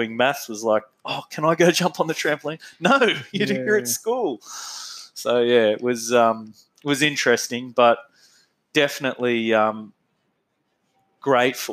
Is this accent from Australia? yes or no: yes; Bathurst, New South Wales, Australia; I was born in Bathurst, New South Wales